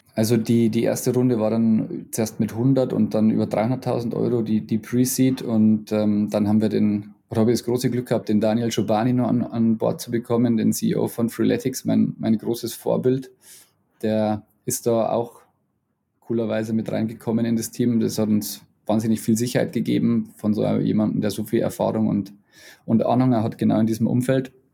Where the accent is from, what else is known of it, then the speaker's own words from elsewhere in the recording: Bavaria, Germany; accent: Bavarian; meinen bayerischen Akzent